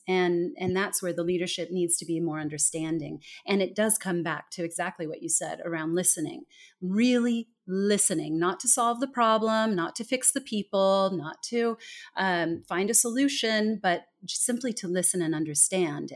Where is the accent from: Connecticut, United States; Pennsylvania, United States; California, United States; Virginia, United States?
California, United States; moved away as an adult; also born or lived in Denmark / Singapore; I am originally from California. I was born and raised in a very small town in the very middle of the state